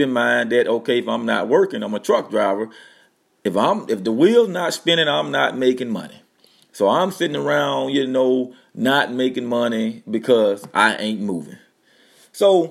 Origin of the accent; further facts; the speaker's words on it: Louisiana, United States; moved away as an adult; also born or lived in North Dakota; We moved down to my hometown. You know, we come from North Dakota to Louisiana